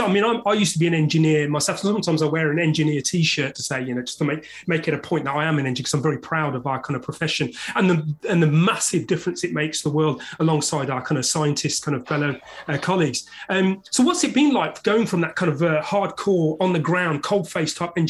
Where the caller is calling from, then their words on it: London, United Kingdom; and I'm speaking from London, UK.